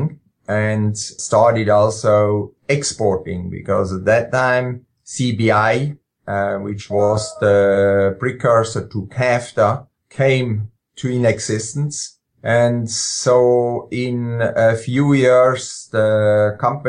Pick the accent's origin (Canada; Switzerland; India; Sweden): Switzerland; moved away as an adult; now in Jefferson, Georgia, United States; I grew up in Switzerland, spent the first part of my life there. Actually, did all my school education in Switzerland